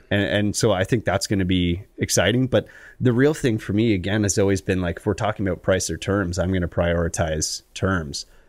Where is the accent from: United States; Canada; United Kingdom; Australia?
Canada; Collingwood, Ontario; also born or lived in Stayner, Ontario; I'm from Collingwood